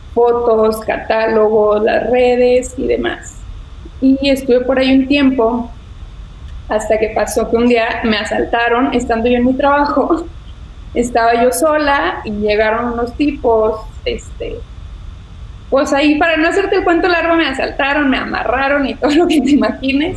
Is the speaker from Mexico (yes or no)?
yes; Ciudad Victoria, Tamaulipas, Mexico; soy de Ciudad Victoria, igual que tú. Este, allá nací, allá estudié